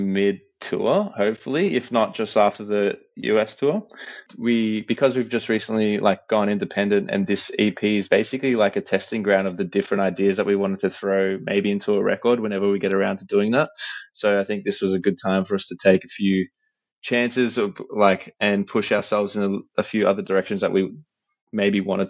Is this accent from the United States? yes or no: no; Australia; we're from Australia